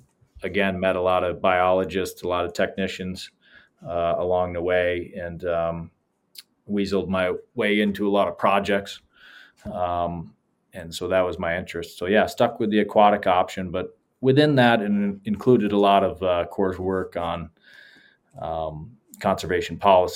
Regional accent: Adirondacks, upstate New York, United States; moved away as an adult; also born or lived in Montana; I grew up in the Adirondacks of upstate New York, and had a childhood that was pretty immersed in the outdoors

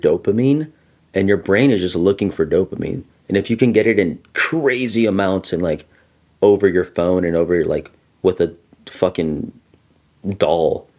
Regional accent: Los Angeles, California, United States; growing up in East LA and like seeing a lot of it, like a lot of gang violence

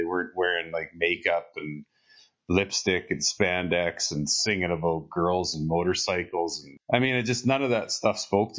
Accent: Hinton, Alberta, Canada; it was in my hometown, Hinton, Alberta, and there's a valley and the hill. Used to be two towns combined into one.

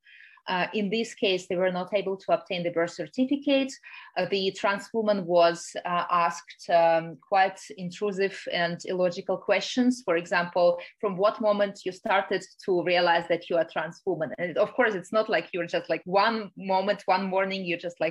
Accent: Russia; moved away; I'm originally from Russia and I still have a Russian passport

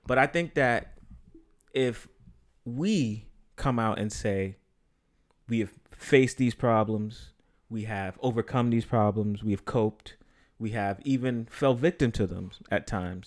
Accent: New York City, New York, United States; I'm from here

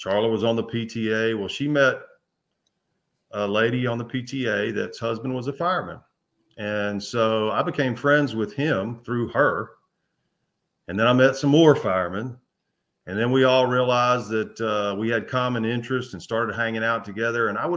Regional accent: Memphis, Tennessee, United States; I grew up in the Memphis area

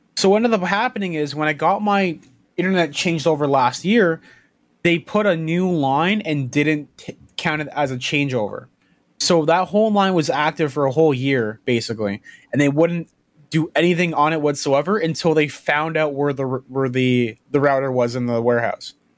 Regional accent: Canada; also born or lived in Toronto; being Canadian

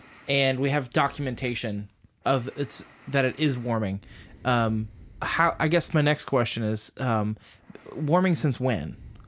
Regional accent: United States; That's weird for me as an American

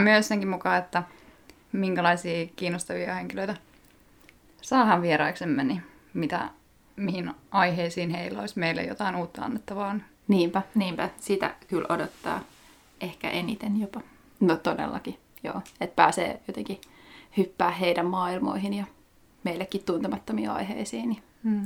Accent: Lahti, Päijät-Häme, Finland; moved away as an adult; also born or lived in Vienna, Austria / Birmingham, United Kingdom; nyt sitten paluumuuttajana takaisin Lahdessa ko- alkuperäisessä kotikaupungissani

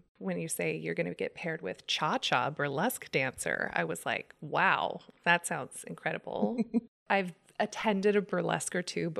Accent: Placerville, California, United States; also born or lived in Bay Area; I was originally from the Bay Area, but we moved up to Placerville when I was 10. Did a lot of theater growing up and dance, and my mom had a dance studio.

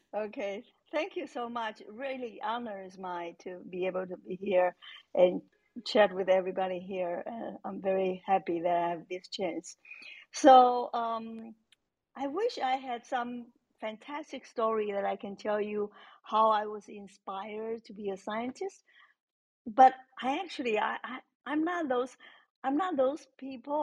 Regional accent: Taiwan; moved away as an adult; I grew up in Taiwan, so our education system is very different from here.

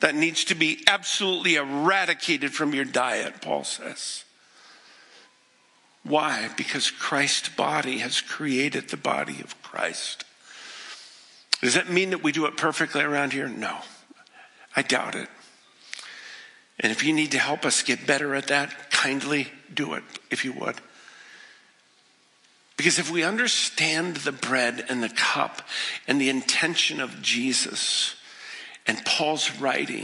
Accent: the West, United States; also born or lived in Boston; I didn't grow up in the East. I grew up in the West

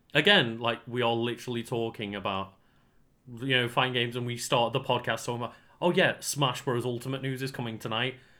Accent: United Kingdom; we are British streamers rather than, like, American streamers

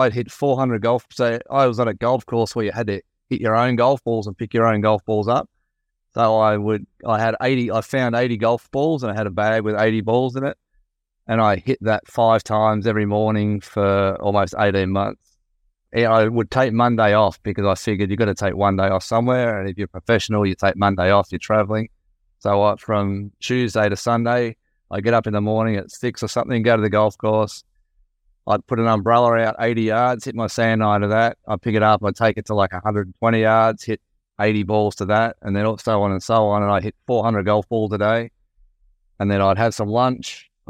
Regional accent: Australia; By chance, really, through being Australian.

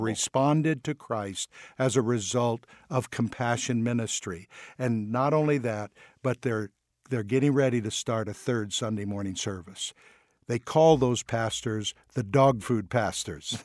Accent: United States; we're from the United States

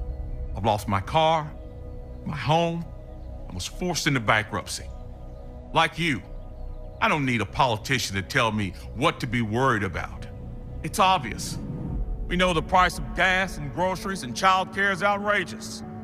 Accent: Greensboro, North Carolina, United States; You see, I grew up poor here in Greensboro, the ninth of 10 children.

